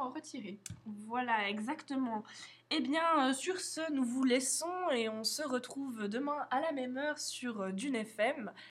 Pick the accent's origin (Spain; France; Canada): Spain; je suis espagnole, la mère fait partie